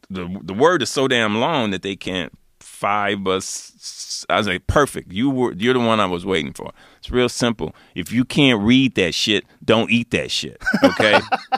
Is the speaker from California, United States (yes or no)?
yes; Los Angeles, California, United States; And I grew up in South Central. There was really nowhere to plant.